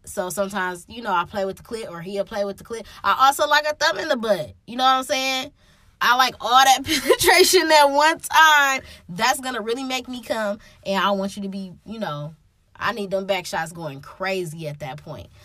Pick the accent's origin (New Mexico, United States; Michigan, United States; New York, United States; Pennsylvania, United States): Michigan, United States; Detroit; I'm from Detroit